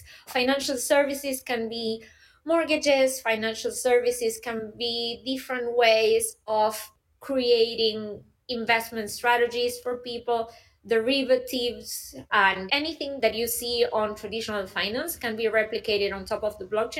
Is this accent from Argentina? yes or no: yes; Argentina; moved away as an adult; now in Berlin, Germany; I am originally from Argentina, but I have been living in Germany, in Berlin, for the past 10 years.